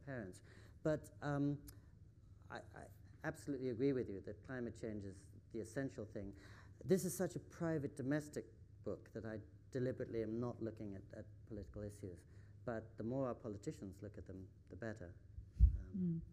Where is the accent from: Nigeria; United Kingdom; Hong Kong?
United Kingdom; England; also born or lived in California, United States; now in Japan; I grew up in England